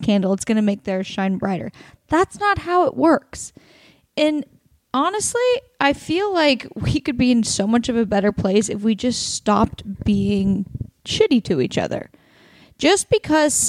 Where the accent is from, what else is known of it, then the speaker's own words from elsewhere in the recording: Oregon, United States; moved away; Portland, Oregon, my home state